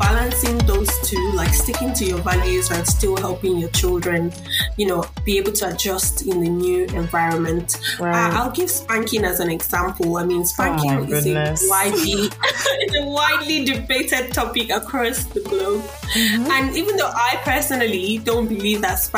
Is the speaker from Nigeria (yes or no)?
yes; Nigeria; moved away as an adult; now in Australia; I'm coming from Africa to a Western culture